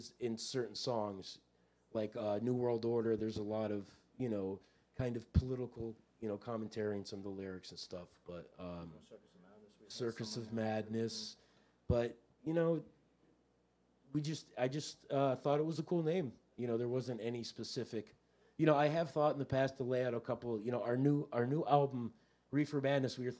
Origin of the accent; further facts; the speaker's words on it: Miami, Florida, United States; now in Newport, Rhode Island, United States; I grew up in Miami with David.